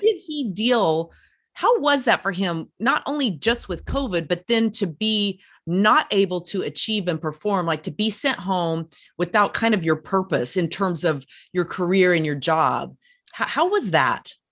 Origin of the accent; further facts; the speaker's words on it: Durango, Colorado, United States; I'm from Durango originally, so I'm a Colorado